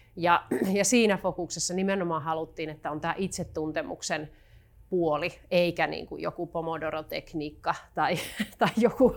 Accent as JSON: {"language": "Finnish", "town": "Joensuu", "region": "North Karelia", "country": "Finland", "moved": "yes", "lives_now": "Helsinki, Finland", "said": "ihan alun perin tulen Joensuusta, joka tässä kenties puheestakin vähän kuultaa. Parikymmentä vuotta asunut Helsingissä"}